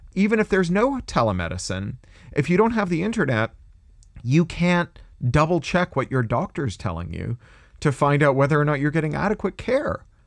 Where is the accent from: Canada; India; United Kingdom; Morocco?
Canada; also born or lived in California; now in United States; I'm a Canadian, but I live in the US